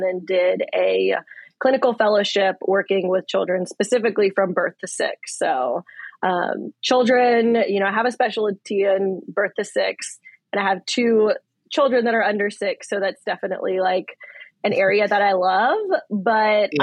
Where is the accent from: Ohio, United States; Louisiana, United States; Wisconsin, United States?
Louisiana, United States; moved away as an adult; also born or lived in New Orleans; now in Okinawa, Japan; We are from Louisiana